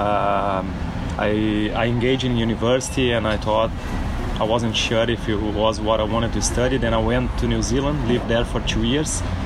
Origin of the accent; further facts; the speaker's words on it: Brazil; now in Australia; our country too, where we're from